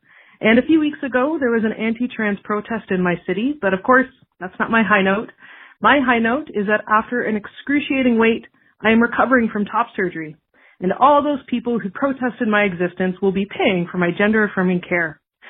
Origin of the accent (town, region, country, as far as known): Canada